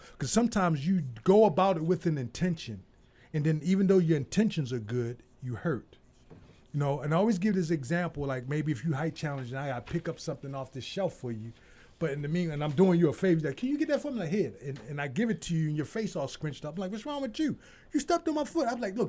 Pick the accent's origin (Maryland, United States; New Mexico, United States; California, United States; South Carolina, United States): Maryland, United States; Baltimore; I'm from Baltimore, so people are way more like, get off my door.